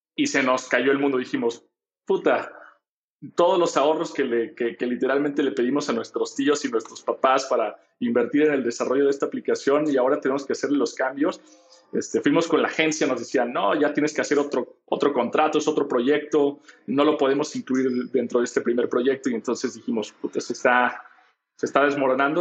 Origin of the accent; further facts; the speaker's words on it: Guadalajara, Jalisco, Mexico; Yo soy de Guadalajara